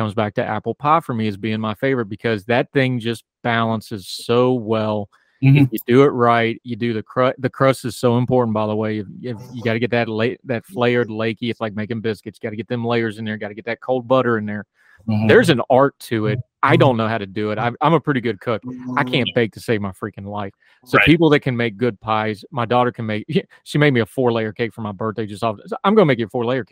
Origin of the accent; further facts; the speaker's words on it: West Virginia, United States; a little kid growing up in West Virginia